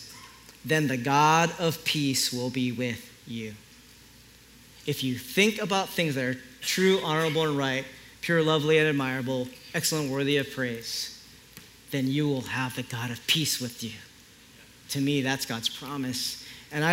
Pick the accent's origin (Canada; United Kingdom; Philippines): Philippines; I'm Filipino